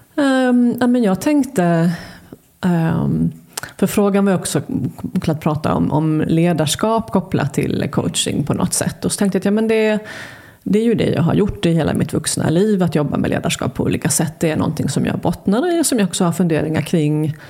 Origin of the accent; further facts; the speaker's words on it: Halmstad, Halland County, Sweden; also born or lived in Luleå; jag är född i Luleå. Har, ehm, men när vi flyttade till Halmstad när jag var sju